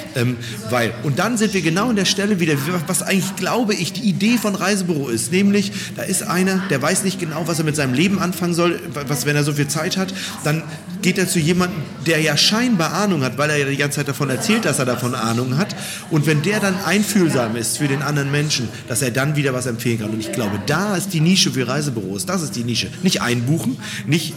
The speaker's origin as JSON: {"language": "German", "region": "Berlin", "country": "Germany", "said": "Bei uns in Berlin"}